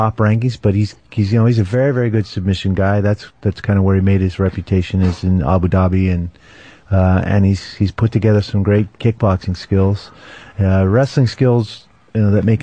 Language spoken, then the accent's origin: English; Seattle, Washington, United States; I grew up in Seattle